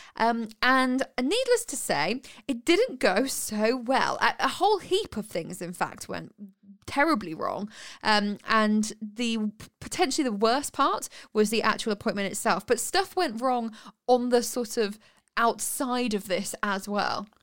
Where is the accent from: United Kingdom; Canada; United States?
United Kingdom; 'cause I'm British